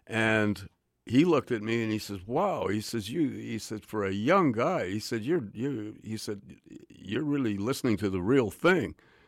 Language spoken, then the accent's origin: English; Montreal, Quebec, Canada; also born or lived in New York; now in Vancouver, Canada; I grew up in Montreal and New York, so Vancouver was a little bit like a small town to me, but it was nice.